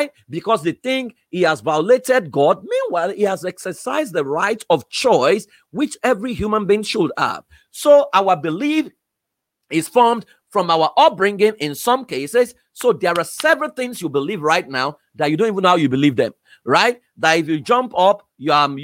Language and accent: English; Iworoko, Ekiti, Nigeria; I was exposed to Iworoko Ekiti.